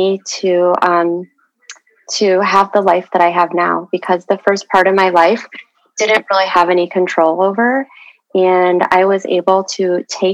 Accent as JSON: {"language": "English", "region": "Michigan", "country": "United States", "tie": "born or raised there", "also_born_or_lived": "Seoul, Korea / Daegu, Korea", "said": "I lived in the orphanage for about a year until I was adopted into the Midwest in Michigan"}